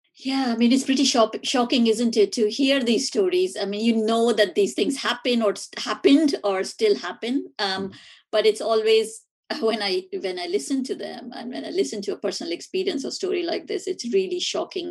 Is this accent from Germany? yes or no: no; India; moved away; learning about it at school uh, growing up in India.